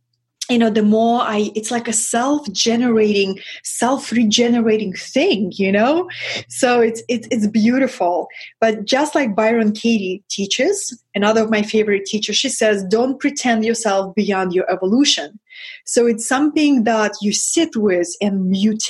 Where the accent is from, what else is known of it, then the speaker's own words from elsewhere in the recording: Russia; English is a second language; moved away; I come from Russia, from that lineage.